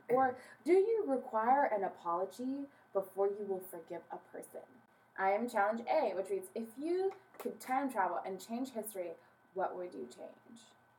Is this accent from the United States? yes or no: yes; Anaheim, California, United States; I was born in Anaheim.